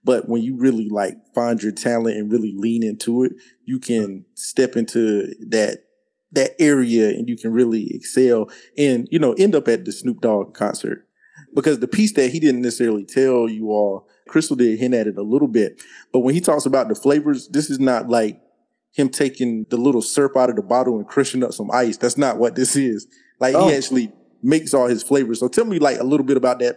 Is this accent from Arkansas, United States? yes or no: no; North Carolina, United States; I'm from North Carolina